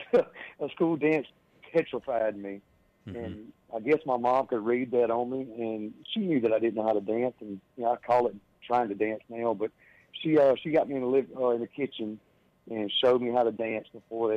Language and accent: English; South Mississippi, United States; I was born and raised in South Mississippi.